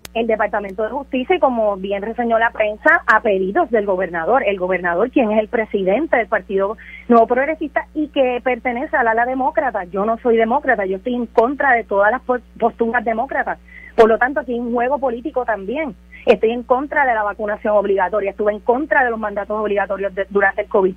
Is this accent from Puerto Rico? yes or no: yes; Utuado, Puerto Rico; Nosotros somos boricua y además somos utuadeños